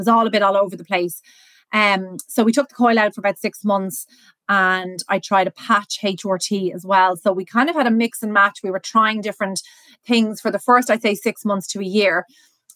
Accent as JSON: {"language": "English", "country": "Ireland", "tie": "born or raised there", "also_born_or_lived": "Dublin", "said": "I'm based in Dublin, born and raised in Ireland."}